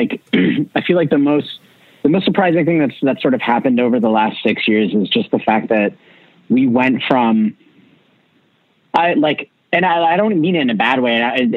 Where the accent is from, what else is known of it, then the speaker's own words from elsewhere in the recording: Canada; we weren't a very known band, especially being like Canadian and coming from like, you know, and then just starting to break into the United States.